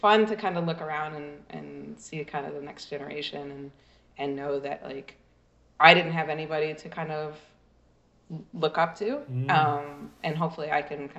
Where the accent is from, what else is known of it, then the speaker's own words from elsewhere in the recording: United States; I'm American